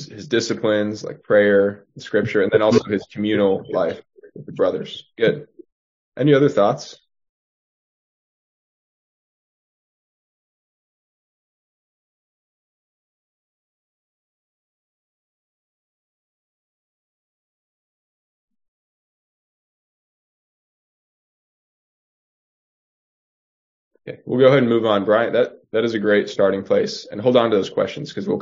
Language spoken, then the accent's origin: English; Houston, Texas, United States; moved away as an adult; now in Boston, United States; I'm originally from Houston, Texas